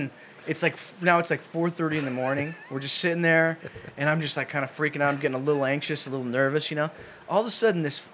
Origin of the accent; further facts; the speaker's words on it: Colorado, United States; I'm from Colorado.